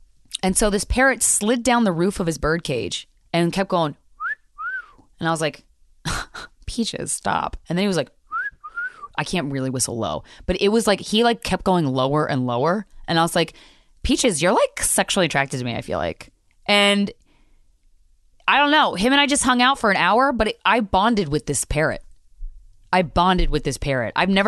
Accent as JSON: {"language": "English", "region": "New York", "country": "United States", "said": "I cannot believe as a New Yorker, I've never been there before."}